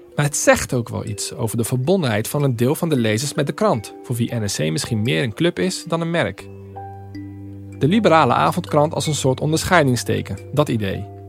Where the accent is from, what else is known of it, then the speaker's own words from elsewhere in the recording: Rotterdam, South Holland, Netherlands; die snotneus uit een Rotterdamse achterstandsbuurt